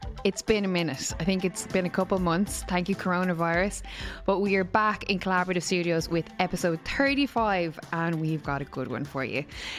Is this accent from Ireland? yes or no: yes; Ireland; especially being Irish and having the repression, the burden of Catholicism.